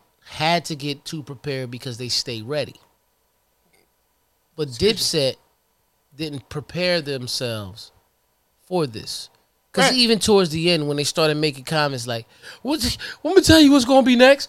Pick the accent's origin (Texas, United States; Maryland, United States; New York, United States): New York, United States; When we grew up in New York, that's not what we wanted.